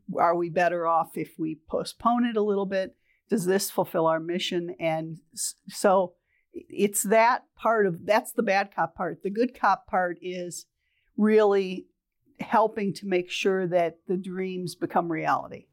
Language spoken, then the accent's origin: English; Toledo, Ohio, United States; moved away as an adult; also born or lived in Grand Rapids, Michigan; I'm originally from Toledo, Ohio